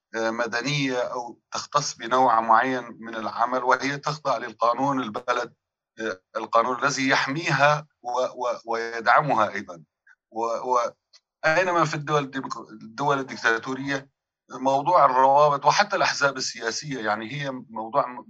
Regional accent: Syria; من كوننا سوريين

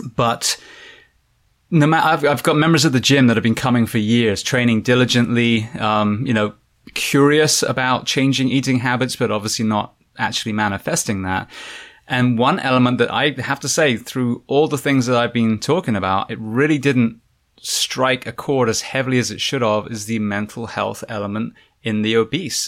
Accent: England, United Kingdom; moved away as an adult; now in United States; I am originally from England, now moving to the States

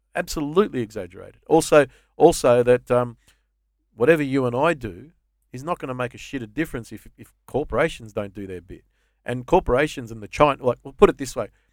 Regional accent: Australia; I think of myself as an Aussie, first and foremost.

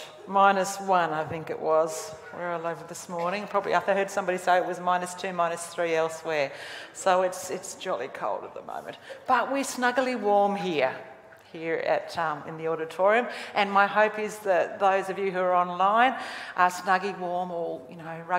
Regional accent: Australia; I am Australian. That's who I am. I'm an Australian. I was born here, bred here

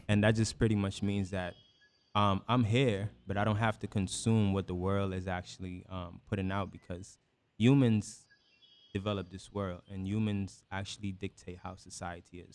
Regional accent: Guyana; born or raised there; moved away; also born or lived in New York

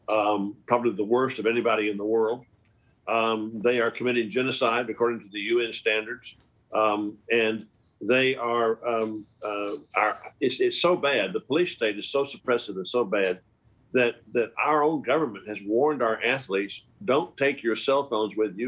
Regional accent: Texas, United States; my home state of Texas

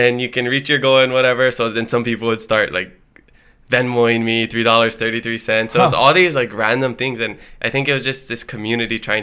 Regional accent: Hilo, Hawaii, United States; first language Hawaiian; moved away as an adult; now in Oahu, United States; Hilo, yeah. Born and raised

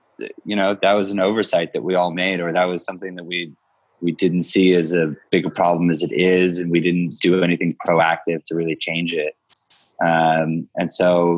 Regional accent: Philadelphia, Pennsylvania, United States; moved away as an adult; also born or lived in Utah; now in Brooklyn, United States; I grew up around Philadelphia area. I moved to New York in, you know, when I was 20 years old

